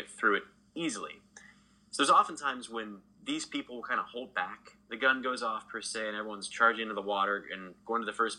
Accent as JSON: {"language": "English", "region": "Texas", "country": "United States", "tie": "born or raised there", "said": "I grew up in Texas"}